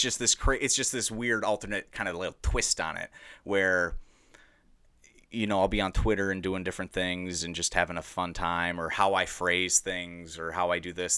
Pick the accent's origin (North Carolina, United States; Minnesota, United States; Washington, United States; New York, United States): Minnesota, United States; Edina; I grew up in prestigious Westy Dinah